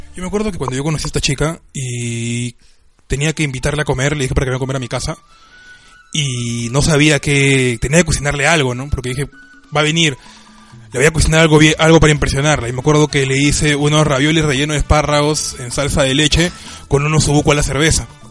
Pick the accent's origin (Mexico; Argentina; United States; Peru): Argentina; moved away; por costumbre argentina. Yo soy de cocinar bastante